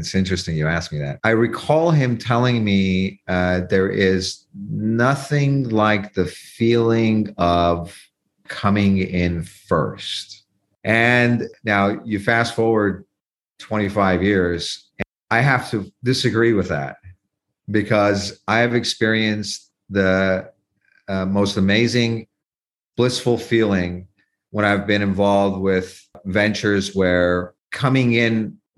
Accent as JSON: {"language": "English", "town": "Santa Cruz", "region": "California", "country": "United States", "tie": "born or raised there", "said": "right next to Santa Cruz, where I grew up"}